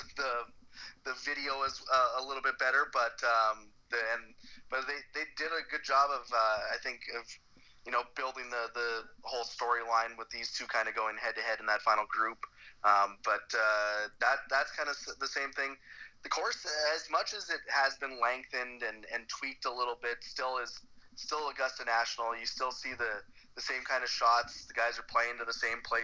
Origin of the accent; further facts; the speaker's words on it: Canada; as a Canadian